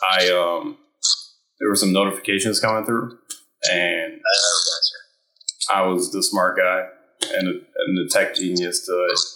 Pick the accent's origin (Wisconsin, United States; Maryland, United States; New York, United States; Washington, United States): Maryland, United States; Southern; also born or lived in Virginia Beach, Virginia; pretty much grew up in Maryland ever since, what, uh, five, six years old. So grew up Southern Maryland, went to school in Virginia. Ended up uh, just uh, staying around the area.